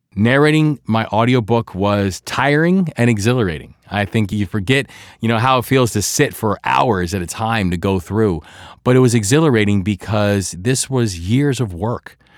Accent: Baltimore, Maryland, United States; accent: Baltimore; I'm a Baltimore guy, so my Baltimore accent kicks in every now and then

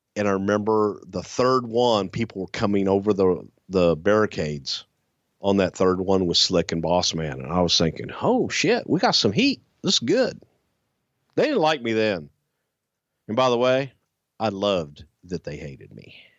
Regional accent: Texas, United States; I am from the South. I am from Texas

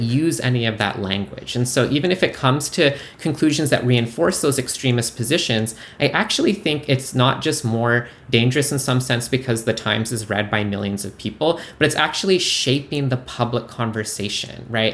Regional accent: Canada; now in United States; I'm famously from Canada. I'm an immigrant, and I voted for the first time in this midterm

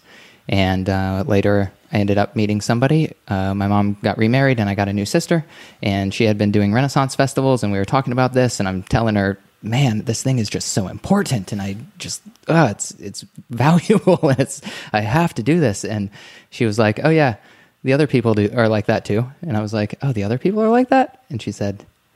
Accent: Ohio, United States; also born or lived in Gulf Coast of Florida; I grew up mostly in Ohio and on the Gulf Coast of Florida.

